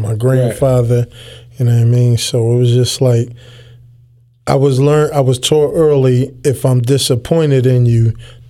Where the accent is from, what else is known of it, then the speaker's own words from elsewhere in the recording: Philadelphia, Pennsylvania, United States; I grew up in West Philly, you know, but my parents was married, you know, they was in Nation of Islam.